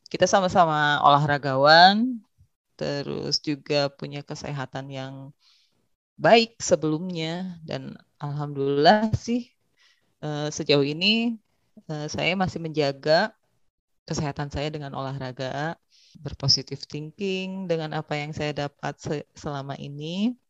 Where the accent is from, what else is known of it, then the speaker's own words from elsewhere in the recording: Bandung, West Java, Indonesia; Saya berasal dari Bandung, lahir dan besar di Bandung.